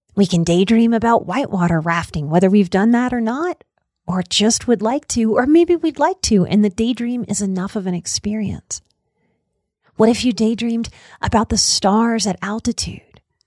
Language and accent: English; New Orleans, Louisiana, United States; moved away as an adult; also born or lived in Colorado Rocky Mountains; now in Colorado, United States; in Louisiana and in New Orleans, we love us some old cemeteries. So I grew up going to cemeteries.